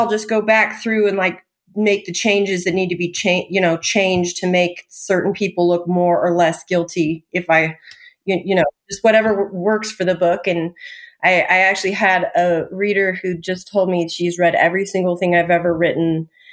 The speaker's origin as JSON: {"language": "English", "town": "Tehachapi", "region": "California", "country": "United States", "tie": "born or raised there", "also_born_or_lived": "Covina, California / Utah", "said": "I was born in Covina, but I was raised in a little town most people have never heard of called Tehachapi. So that's Southern California"}